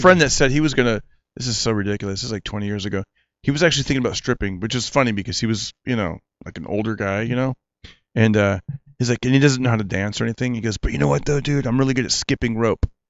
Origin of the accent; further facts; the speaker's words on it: Fresno, California, United States; my hometown